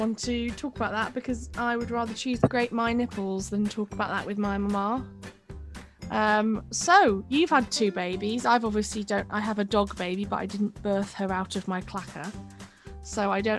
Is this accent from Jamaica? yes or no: no; Japan; born there; I was born in Japan and my sister was born in North Wales.